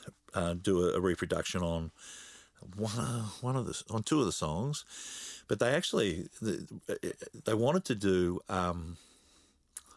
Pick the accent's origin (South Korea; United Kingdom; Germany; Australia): Australia; accent: Australian; my Australian accent